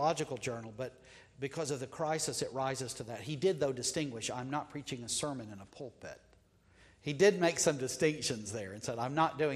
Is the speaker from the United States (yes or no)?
yes; United States; as an American